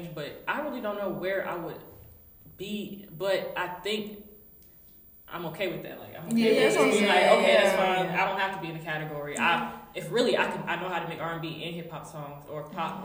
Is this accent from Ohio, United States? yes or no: no; Raleigh, North Carolina, United States; also born or lived in Durham, North Carolina; I'm Congolese, I grew up in Raleigh, really Raleigh, and I stayed in Durham for 6 years, and then now I'm back to Raleigh